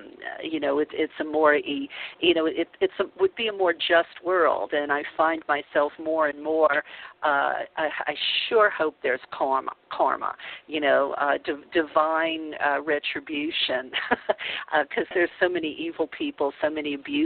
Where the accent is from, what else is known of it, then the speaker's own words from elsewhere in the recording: New Orleans, Louisiana, United States; I grew up Catholic in the Bible Belt of New Orleans